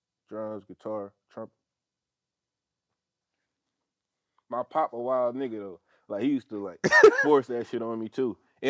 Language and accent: English; Philadelphia, Pennsylvania, United States; Yeah, I'm from Philly though.